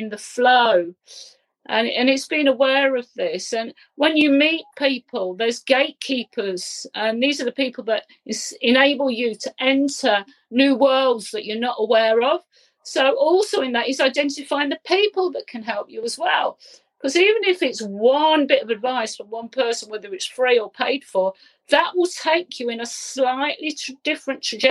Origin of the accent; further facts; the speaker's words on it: Leicester, East Midlands, United Kingdom; We come from Leicester